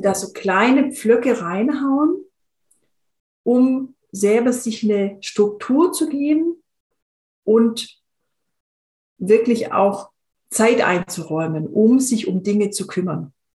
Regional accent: Swabia, Germany; ich bin in, in einem im Schwäbischen aufgewachsen

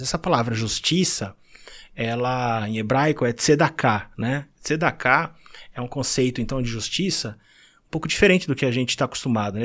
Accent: São Paulo, Brazil; moved away as an adult; Eu, eu nasci em São Paulo, uh, num lar cristão, no bairro da Moca

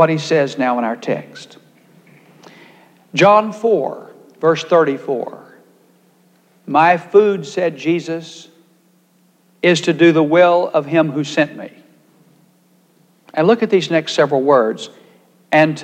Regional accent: Texas, United States; I happened to be a Baptist, if for no other reason, because I'm from Texas

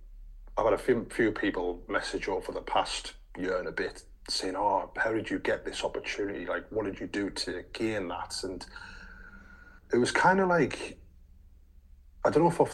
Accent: Sunderland, North East England, United Kingdom; we're both lads from Sunderland

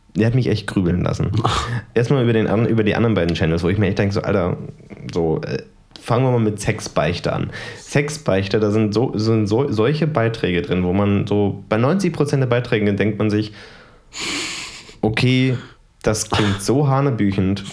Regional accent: Germany; ich komme ja aus Tarant

